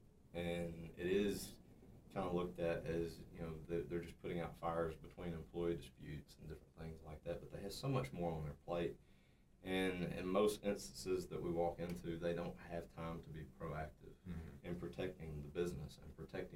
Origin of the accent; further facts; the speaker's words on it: South Arkansas, United States; grew up in South Arkansas. It was a small town, Rising